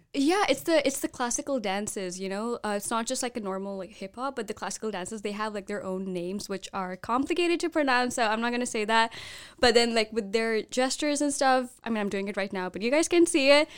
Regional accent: India; I'm from India

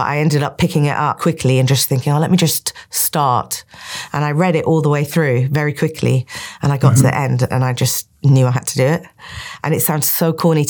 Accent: Cairo, Cairo Governorate, Egypt; when I was a teenager growing up in Cairo

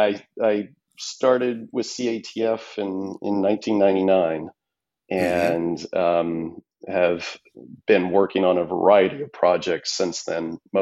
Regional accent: Denton, Texas, United States; moved away as an adult; also born or lived in Republic of the Congo; I'm originally from Texas. I grew up north of Dallas in what was a somewhat small town at the time. It's not so small anymore, Denton, Texas. I spent most of my young life in Texas

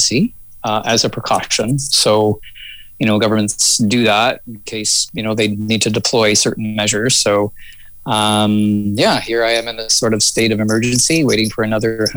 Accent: Toronto, Ontario, Canada; also born or lived in Mississauga, Ontario / Ottawa / Vancouver; now in Hope, Canada; I was born in Mississauga, Streetsville, Mississauga, and then kind of moved to into Toronto when I was about 8 years old or so

